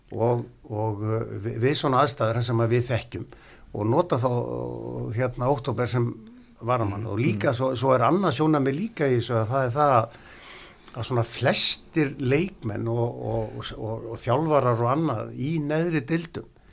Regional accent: Neskaupstaður, Eastern Region, Iceland; moved away; also born or lived in Ísafjörður; Ég er frá Neskvæmstað

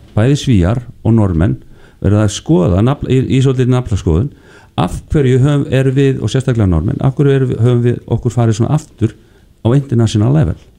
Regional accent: Iceland

